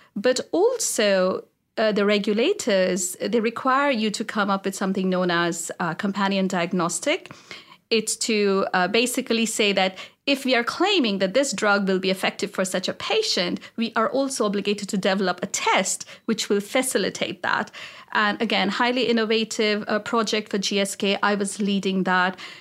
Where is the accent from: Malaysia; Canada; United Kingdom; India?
India; moved away as an adult; now in United States; I grew up in India